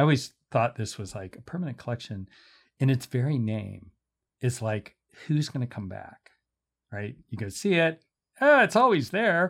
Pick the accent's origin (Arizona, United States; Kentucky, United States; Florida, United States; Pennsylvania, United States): Pennsylvania, United States; Pittsburgh; moved away; also born or lived in Iowa / Philadelphia / Chicago; I grew up in Pittsburgh